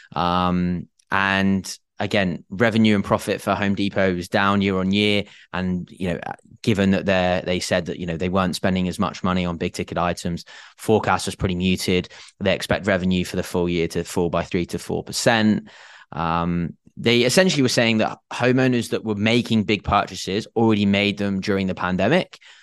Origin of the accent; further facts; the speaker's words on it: England, United Kingdom; I am English